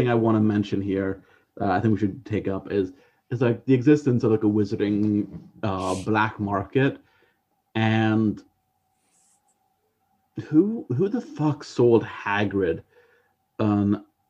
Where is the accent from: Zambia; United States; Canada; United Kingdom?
Canada; Nelson, British Columbia; moved away; I grew up there.